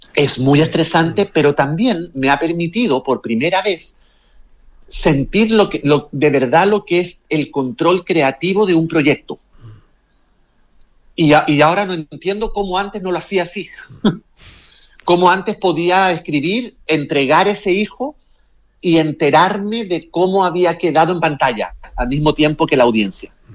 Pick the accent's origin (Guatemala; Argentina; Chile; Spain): Chile; moved away as an adult; also born or lived in Mexico / New York; yo me fui de Chile el año 95, o sea, yo llevo más años viviendo fuera de Chile que en Chile.